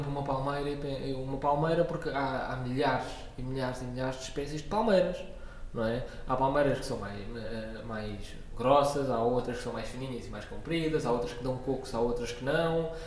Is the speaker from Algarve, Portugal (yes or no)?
no; Lisbon, Portugal; also born or lived in Coimbra; Eu nasci em Coimbra e vivi lá dois anos, mas entretanto vim para Lisboa.